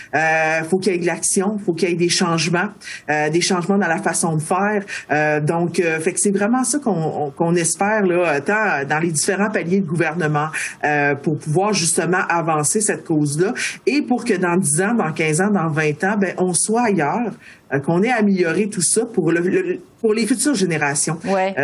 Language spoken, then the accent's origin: French; Baie-Comeau, Quebec, Canada; moved away; also born or lived in Pessamit / Wendake; moi je suis née euh, à Bécomo, euh, j'ai grandi à Bécomo en partie